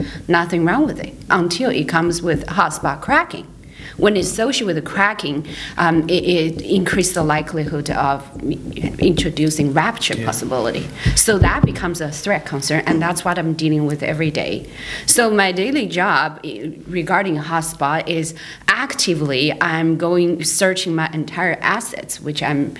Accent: Canada; So I'm international because I'm from Canada.

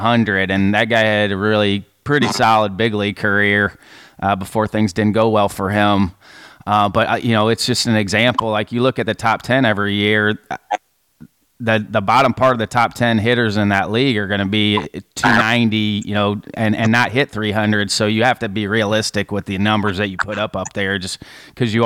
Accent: Midwest, United States; I'm from the Midwest

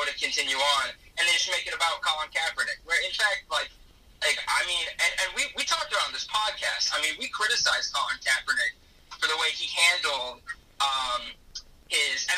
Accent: United States; as an American citizen

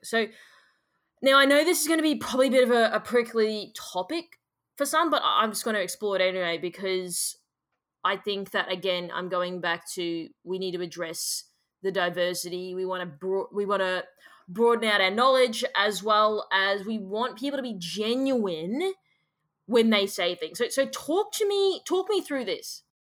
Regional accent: Australia; as an Australian person

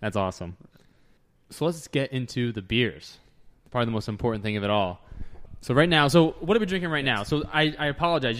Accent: New Jersey, United States; moved away; my home state of New Jersey

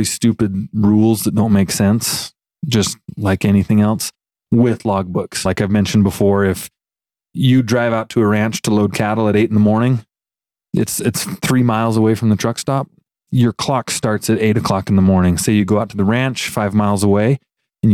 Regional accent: Fairfield, Montana, United States; born or raised there; moved away; also born or lived in Lewistown, Montana

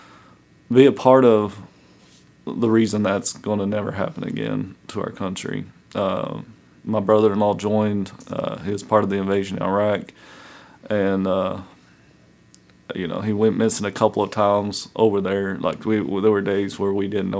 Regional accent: Gate City, Virginia, United States; So I'm from Southwest Virginia, an area called Gate City. I grew up there ever since second grade, so second through 12th grade, been in the Gate City area

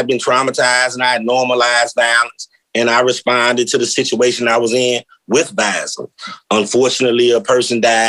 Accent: St. Louis, Missouri, United States; I come from North St. Louis.

